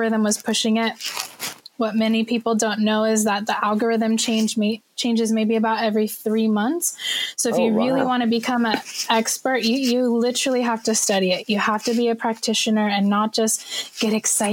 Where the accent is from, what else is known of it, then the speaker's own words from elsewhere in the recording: California, United States; now in Shanghai, China; I'm a Californian, but I happen to live in Shanghai, China